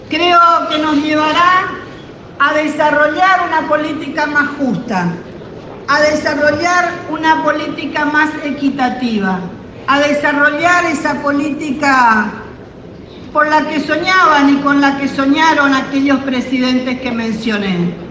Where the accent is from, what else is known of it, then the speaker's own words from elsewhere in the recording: Argentina; soy de Argentina.